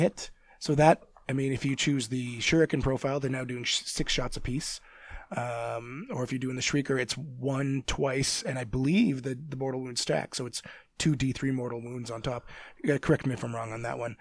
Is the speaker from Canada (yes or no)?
yes; Canada; I'm Canadian